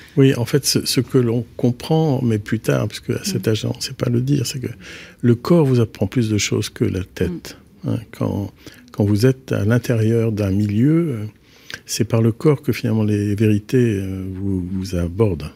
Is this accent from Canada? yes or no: no; Carantec, Brittany, France; moved away as an adult; now in Belgium; J'ai grandi à Carantec, qui est un petit village, enfin maintenant c'est un peu plus qu'un village, on va dire, un, bourg du littoral mm-hmm. du Finistère Nord, et, et j'y ai passé toute mon enfance